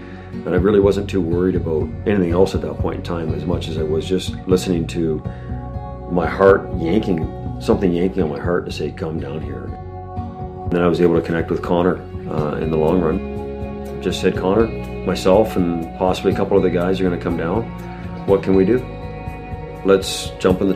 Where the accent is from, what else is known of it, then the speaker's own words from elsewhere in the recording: Toronto, Ontario, Canada; I'm from Toronto, Canada, and I'm a real estate investor and contractor.